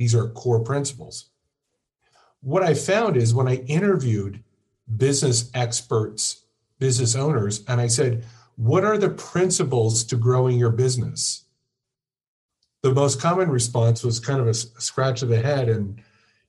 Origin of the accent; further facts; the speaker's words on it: Orange County, California, United States; I grew up in Orange County, California